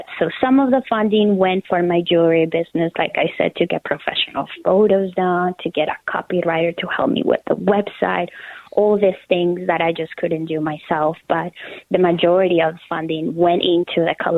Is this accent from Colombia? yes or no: yes; Colombia; moved away as an adult; now in United States; So I am originally from Colombia. I was born and raised there, and I moved to the United States 12 years ago